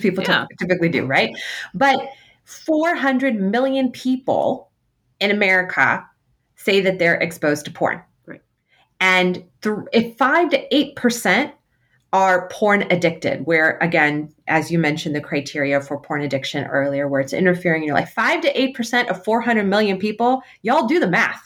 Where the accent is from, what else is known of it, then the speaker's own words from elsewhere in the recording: United States; as um, Muslim American women, as American women